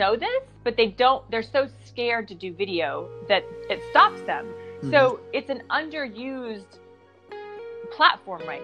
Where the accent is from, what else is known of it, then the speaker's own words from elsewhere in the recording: the Midwest in Kansas and Oklahoma, United States; now in Santa Monica, United States; I grew up in the Midwest in Kansas and Oklahoma.